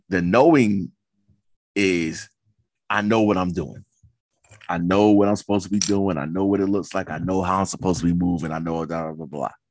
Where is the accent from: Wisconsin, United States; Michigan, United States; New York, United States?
New York, United States; New York City; I come from Queens